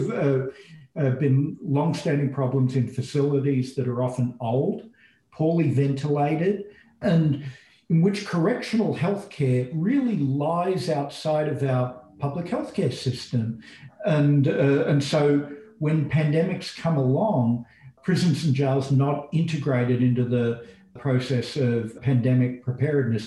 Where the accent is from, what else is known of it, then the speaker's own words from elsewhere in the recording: Australia; moved away as an adult; now in United States; I'm an Australian and I went to graduate school in the US. And over time, as America became my home